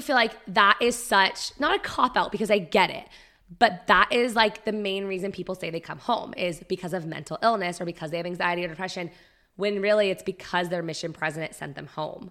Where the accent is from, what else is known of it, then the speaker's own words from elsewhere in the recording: Prescott, Arizona, United States; growing up in Prescott was very different